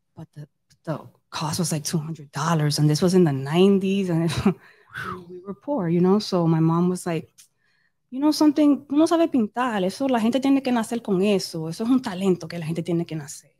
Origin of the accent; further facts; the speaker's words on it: New York City, New York, United States; I grew up in Dykeman